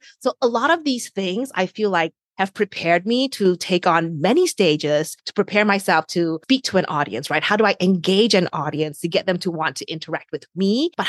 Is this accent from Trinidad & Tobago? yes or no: no; New Zealand; now in New York, United States; I am an immigrant. I came to New York from New Zealand, so a long, long distance away